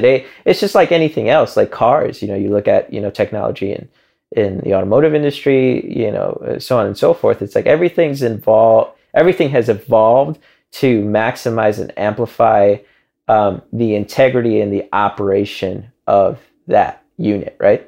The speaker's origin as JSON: {"language": "English", "town": "Chicago", "region": "Illinois", "country": "United States", "tie": "born or raised there", "moved": "yes", "said": "growing up in Chicago"}